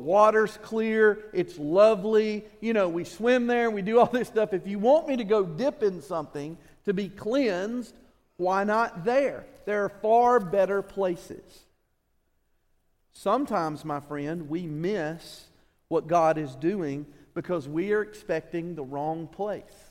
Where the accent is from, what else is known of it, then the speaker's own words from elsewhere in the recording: Alabama, United States; we're from Alabama